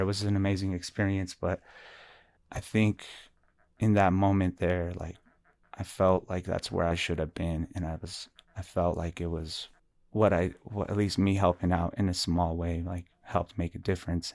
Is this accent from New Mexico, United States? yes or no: yes; Albuquerque, New Mexico, United States; also born or lived in Shiprock, New Mexico / Navajo Nation; I was originally born and raised here in Albuquerque, New Mexico, and also raised in the, uh, reservation area of Shiprock, New Mexico, plus a lot of areas in between